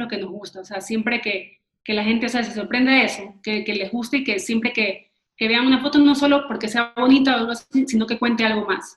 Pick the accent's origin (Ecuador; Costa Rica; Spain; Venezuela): Ecuador; cuando salimos de Ecuador, ya sentíamos que ya no estás en tu casa, ya no estás como que en tu, como que en tu tierra